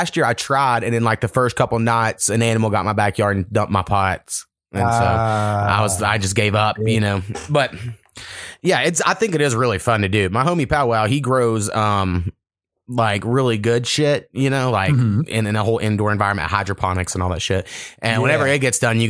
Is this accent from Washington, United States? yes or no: no; Oklahoma, United States; I grew up about 4 miles from Texas, something like that. My hometown's right on the border. And so therefore, I kind of hate Texas in a way.